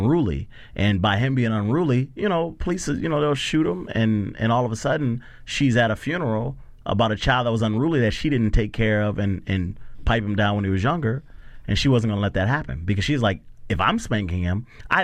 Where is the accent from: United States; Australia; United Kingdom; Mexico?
United States; Minneapolis, Minnesota; In Minneapolis. I grew up in Minneapolis